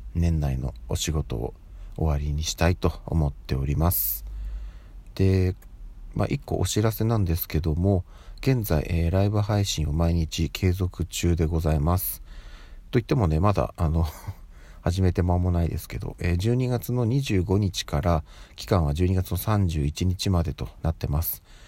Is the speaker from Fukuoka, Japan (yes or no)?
no; Tokyo, Japan; 私はずっともう東京生まれ東京育ちでやってるので